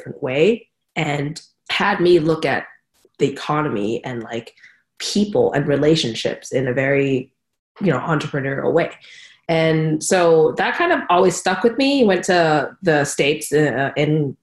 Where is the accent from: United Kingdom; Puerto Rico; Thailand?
Thailand; Bangkok; I grew up in Bangkok, you know, hustle and bustle of Bangkok. Went to an international school there